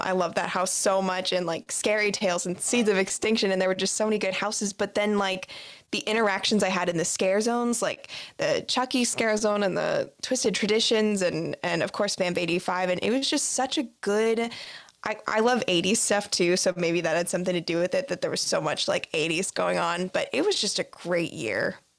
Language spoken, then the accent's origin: English; Tampa Bay area, Florida, United States; I grew up in the Tampa Bay area